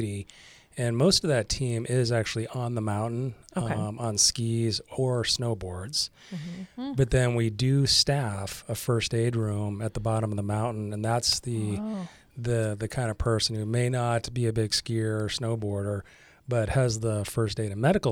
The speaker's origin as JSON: {"language": "English", "region": "Maine", "country": "United States", "tie": "born or raised there", "said": "I actually grew up in Maine"}